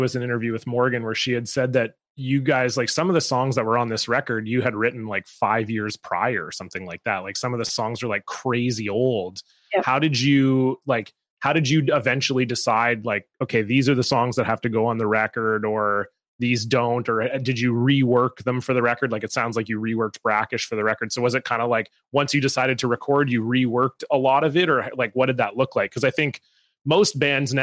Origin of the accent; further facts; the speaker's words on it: Toronto, Ontario, Canada; now in Vancouver, Canada; I grew up in Toronto